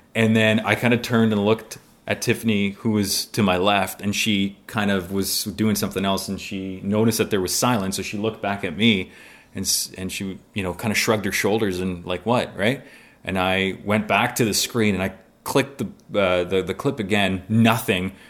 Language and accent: English; Mississauga, Ontario, Canada; also born or lived in Poland; So born in Poland, came to Canada when I was six, and so I ended up growing up in Mississauga.